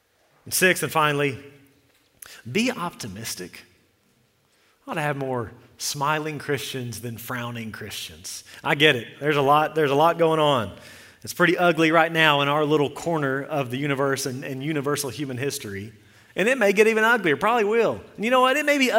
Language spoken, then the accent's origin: English; Texas, United States; We came from Central Texas, and we would talk about this, and there's more snakes there.